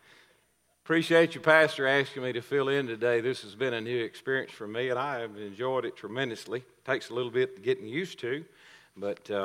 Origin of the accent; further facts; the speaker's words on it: Coleman County, Texas, United States; I'm sort of a homegrown product around here. I'm from Coleman County. I've lived around here all my life